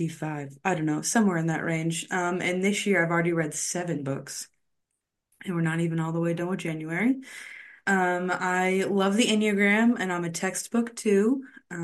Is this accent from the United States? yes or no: yes; Missouri, United States; I'm from Missouri. I've been a Christian since I was 14